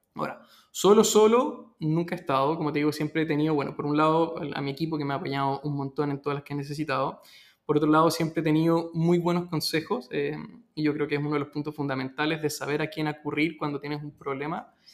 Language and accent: Spanish; Peru; now in Chile; mi familia es peruana, yo nací en Perú y llegué a Chile.